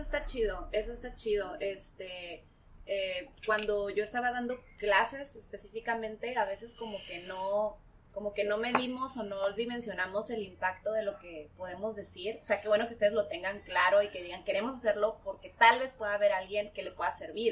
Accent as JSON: {"language": "Spanish", "town": "Tijuana", "region": "Baja California", "country": "Mexico", "tie": "born or raised there", "said": "nací aquí en Tijuana, tengo 34 años"}